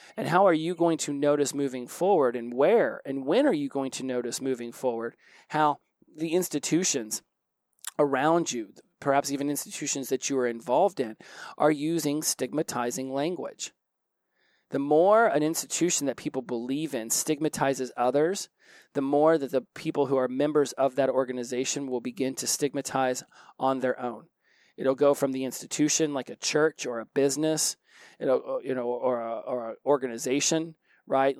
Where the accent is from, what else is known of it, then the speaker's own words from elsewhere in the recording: Oklahoma, United States; I'm from Oklahoma